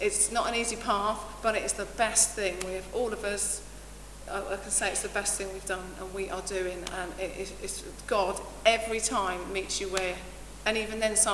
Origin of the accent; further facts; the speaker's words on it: Essex, East of England, United Kingdom; moved away as an adult; now in Gainsborough, United Kingdom; we moved up here from Essex, sorry about the accent